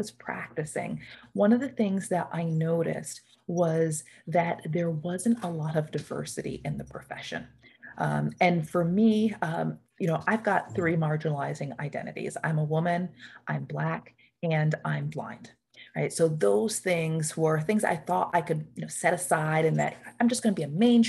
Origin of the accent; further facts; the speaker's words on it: Newburgh, New York, United States; the town that I grew up is in Newburgh, New York